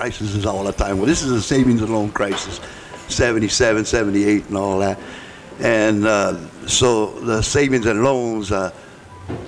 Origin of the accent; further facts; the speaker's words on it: Hawaii, United States; moved away; Kamehameha was a school for Hawaiians and part Hawaiians, and I'm being part Hawaiian, and it's private school